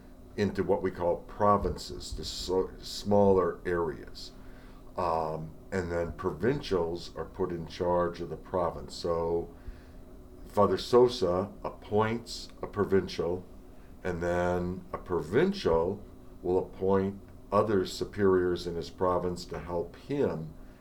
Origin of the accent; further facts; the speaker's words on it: St. Louis, Missouri, United States; now in Dallas, United States; I grew up in St. Louis, and I had an uncle and some cousins who lived right up the street from us